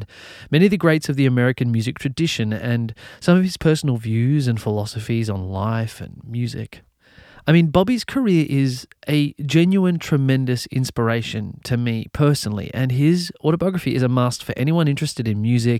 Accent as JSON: {"language": "English", "country": "Australia", "tie": "born or raised there", "said": "I grew up in Australia."}